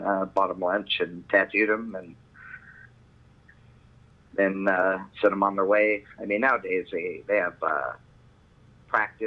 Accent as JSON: {"language": "English", "region": "Southern California", "country": "United States", "tie": "born or raised there", "also_born_or_lived": "Seattle, Washington / Cajun heritage (Louisiana)", "said": "we moved here when I was 3"}